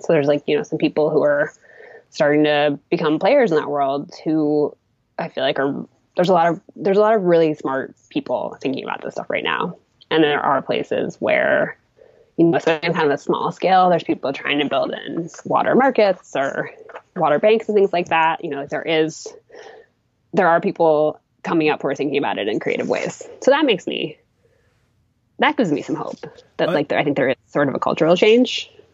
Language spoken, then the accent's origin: English; Massachusetts, United States; moved away as an adult; also born or lived in Maine; I'm from Massachusetts originally